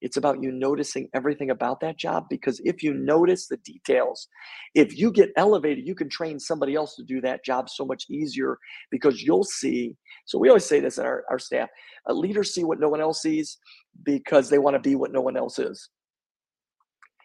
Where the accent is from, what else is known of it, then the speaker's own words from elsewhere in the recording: Buffalo, New York, United States; also born or lived in Long Island, New York; I grew up in Buffalo, New York